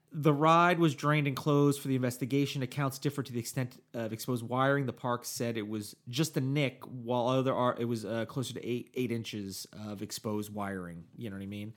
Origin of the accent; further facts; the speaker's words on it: New Jersey, United States; moved away; my home state of New Jersey